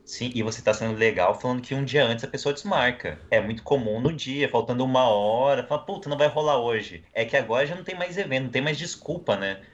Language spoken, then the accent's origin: Portuguese; Campo Grande, Mato Grosso do Sul, Brazil; eu também sou de Campo Grande, Mato Grosso do Sul